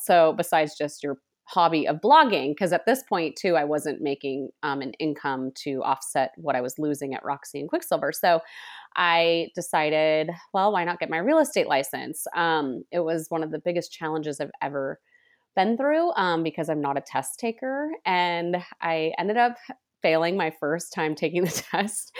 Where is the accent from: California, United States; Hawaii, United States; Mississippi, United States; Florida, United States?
California, United States; Sonoma County; I was born and raised in Sonoma County, which is near Napa, um, in wine country